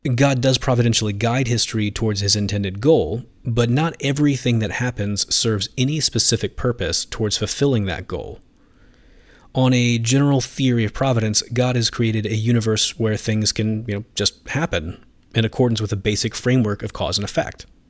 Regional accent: United States; moved away as an adult; also born or lived in Finland; now in Philadelphia, United States; being back in the U S reminds me of my roots

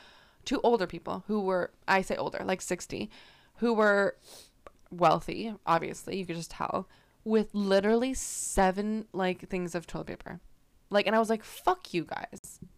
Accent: New Jersey, United States; You have to stop coming at me about my accent. I'm from New Jersey. I say things weird.

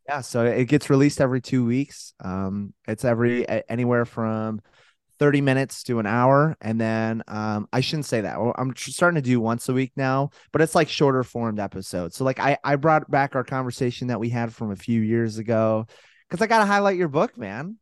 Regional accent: Colorado Springs, Colorado, United States; moved away as an adult; also born or lived in Taylor University, Indiana / Buffalo, New York; born and raised Colorado Springs

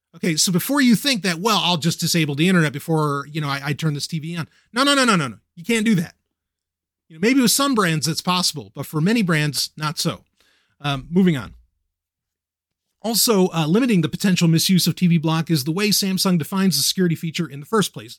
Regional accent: New York City, New York, United States; I grew up in Queens. I grew up in New York

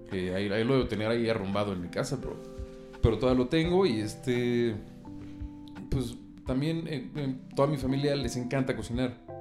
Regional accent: Mexico; soy 100% mexicano, hijo de, nieto de españoles

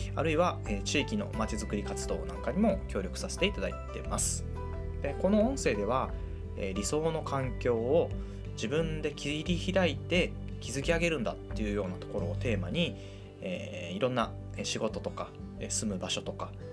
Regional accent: Fukui, Japan; now in Ono, Japan; 1983年福井県で生まれました

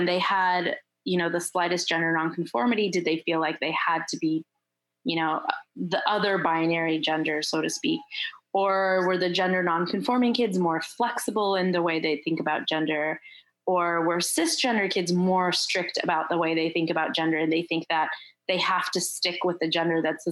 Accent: Turkey; moved away; also born or lived in Michigan; I'm also from Turkey

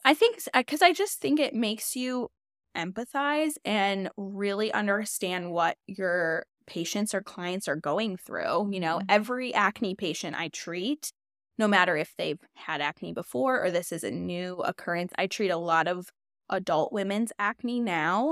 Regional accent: Chicago, Illinois, United States; moved away as an adult; now in Nashville, United States; I'm originally from Chicago um but I've been in Nashville for about 8 years now

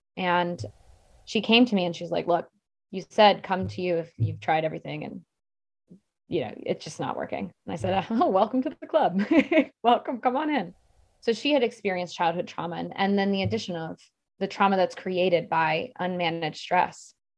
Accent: Maryland, United States; I grew up in Maryland where there was, like, a dam every mile

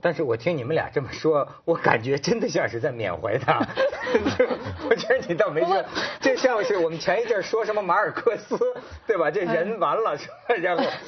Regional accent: China; 我就是生， 生在红旗下，长在大陆

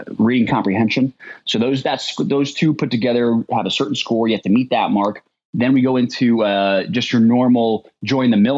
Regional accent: Mesa, Arizona, United States; I grew up in Mesa, Arizona, which is where they make the Apache helicopter.

